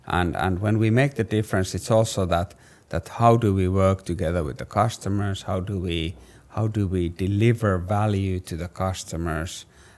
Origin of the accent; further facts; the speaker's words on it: Finland; English is a second language; I'm from Finland.